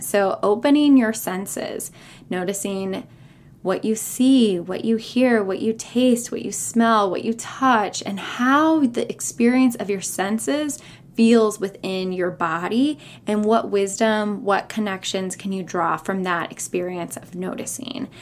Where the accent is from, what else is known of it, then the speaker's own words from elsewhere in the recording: California, United States; moved away as an adult; also born or lived in San Francisco / North Carolina / Raleigh / Chapel Hill; I was born and raised in California